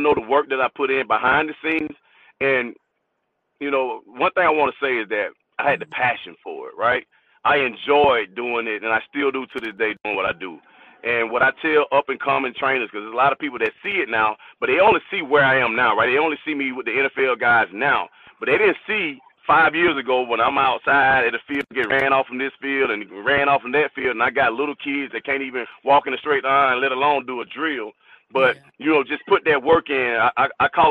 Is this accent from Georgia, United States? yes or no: yes; Atlanta, Georgia, United States; I'm born and raised in Atlanta. So I grew up in Atlanta, APS, what we call Atlanta Public School product.